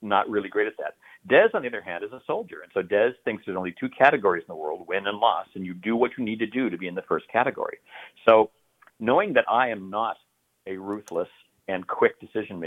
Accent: United States; also born or lived in Idaho / Oregon; I'm an American. I'm from, you know, Idaho and Oregon

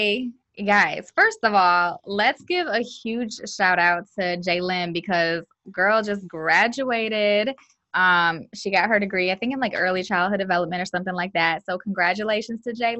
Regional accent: Lansing, Michigan, United States; I grew up in Lansing is very diverse, very integrated, so I grew up around a lot of different races

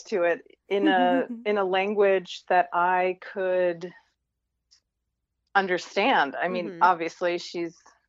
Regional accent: Westchester County, New York, United States; I grew up in Westchester County outside of Manhattan

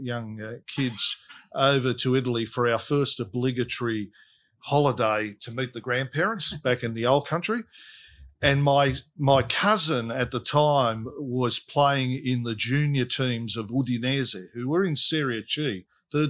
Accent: Sydney, New South Wales, Australia; I grew up in Fairfield

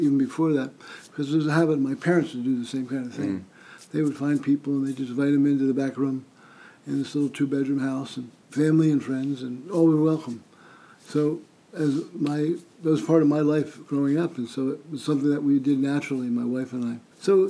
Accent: Absecon, New Jersey, United States; I grew up in Absecon here. I live one block from my mother in my original home where I grew up.

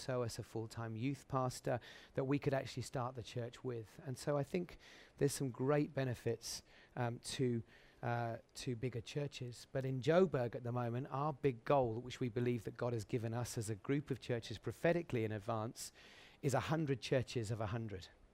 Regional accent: Suffolk, East of England, United Kingdom; a little assembly in Suffolk where I grew up

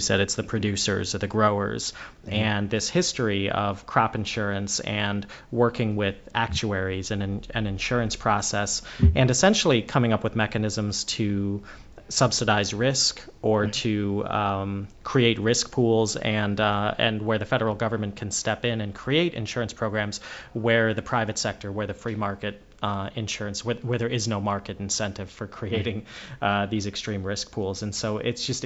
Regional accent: California, United States; moved away; I grew up out in California

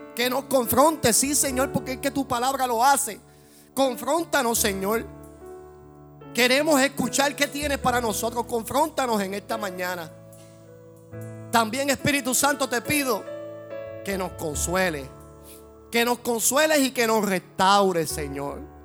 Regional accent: Puerto Rico; como puertorriqueños que somos

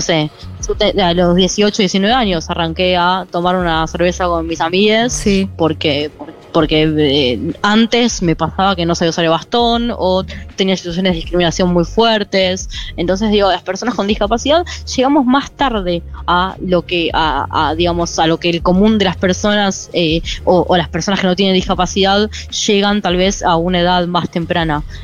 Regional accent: Moreno, Buenos Aires Province, Argentina; soy de Moreno, soy de Conurbano bonaerense

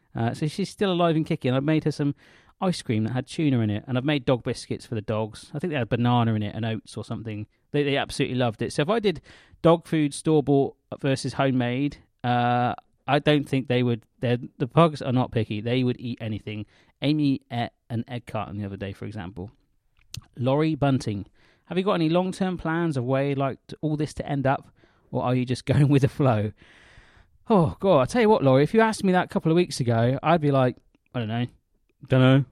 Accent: the West, South West England, United Kingdom; I come from the West

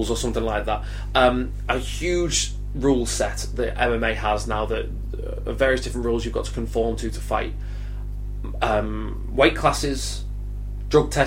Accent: Cheshire, North West England, United Kingdom; I am from Cheshire in England.

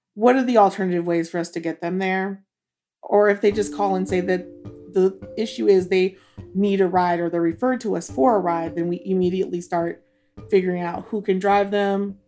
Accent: Duluth, Minnesota, United States; now in Jackson, Mississippi, United States; I was born in Duluth, Minnesota

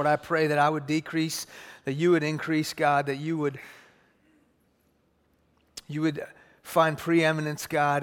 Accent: Houston, Texas, United States; I grew up in Houston. I grew up in a Muslim home. My family's from Iran.

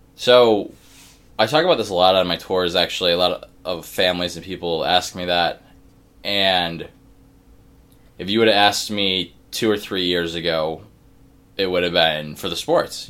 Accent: Cleveland, Ohio, United States; now in Pittsburgh, United States; I am from Cleveland, Ohio

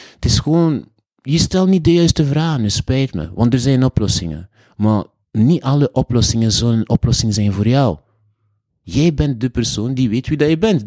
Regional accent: Haiti; also born or lived in Bruges, Belgium; now in Belgium; ik kom uit Haiti en Dominicaan, Haitiaan

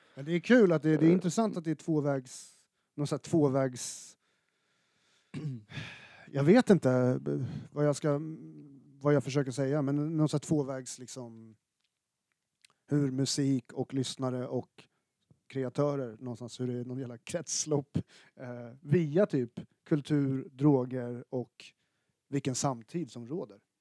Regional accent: Stockholm, Stockholm County, Sweden; som stockholmare född i mitten av 80-talet

